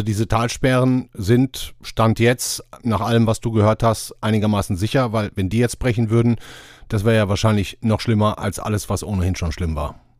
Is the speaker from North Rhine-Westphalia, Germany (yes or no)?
yes; Duisburg, North Rhine-Westphalia, Germany; moved away; in meiner Heimatstadt Duisburg